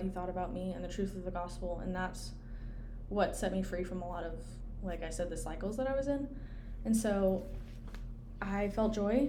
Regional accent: Clemson, South Carolina, United States; I grew up in Clemson

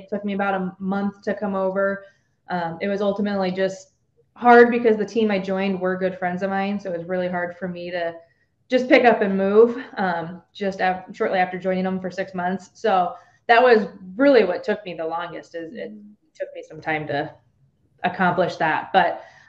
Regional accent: Omaha, Nebraska, United States; born or raised there

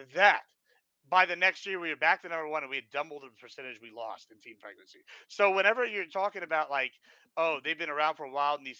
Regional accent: Nueces County, Texas, United States; moved away; I come from Nueces County, right? Originally, and that's the number one teen pregnancy rate nationwide. So, like at 12, 13, like 1/8 of my fucking high school class had children.

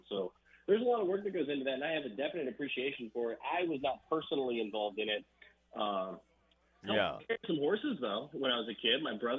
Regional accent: Floresville, Texas, United States; born or raised there

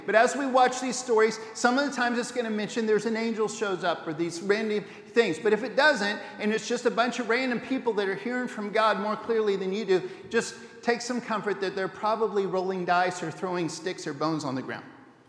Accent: Papua New Guinea; I had Perizzites when I was growing up in New Guinea, and it wasn't any picnic.

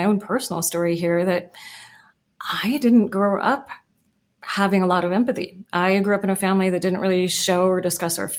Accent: United States; also born or lived in Oakland, California / Seattle, Washington; I grew up in Oakland and then in South Seattle in very diverse neighborhoods.

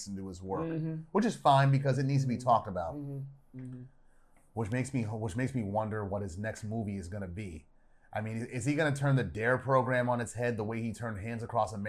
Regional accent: Silver Spring, Maryland, United States; I grew up on the Silver Spring side

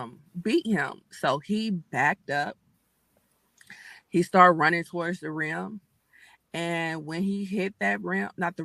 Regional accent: Midwest, United States; me being a Midwesterner

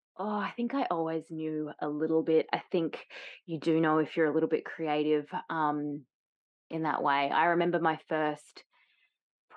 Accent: Tasmania, Australia; moved away; also born or lived in Byron Bay; I grew up in Tasmania, but I'd moved and lived in Byron Bay for a little bit

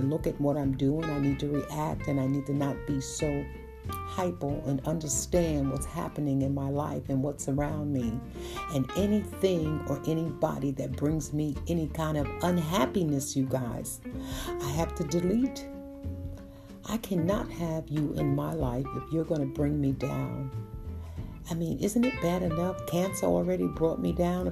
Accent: New York City, New York, United States; I'm a kid from Brooklyn, born and raised in Brooklyn

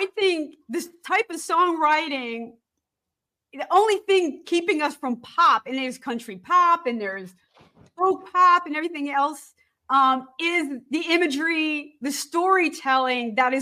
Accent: Allentown, Pennsylvania, United States; moved away; also born or lived in New Jersey; I'm from Allentown

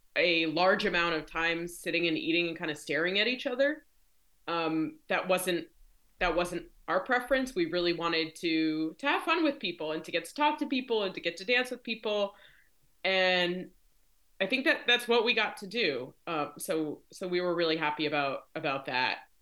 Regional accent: Rhode Island, United States; moved away as an adult; now in Maryland, United States; I live in Maryland. Um, I'm originally from Rhode Island.

